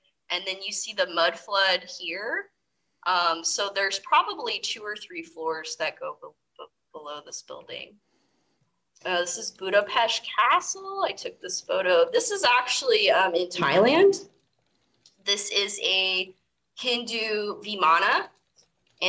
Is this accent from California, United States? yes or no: no; Colorado, United States; I grew up in Colorado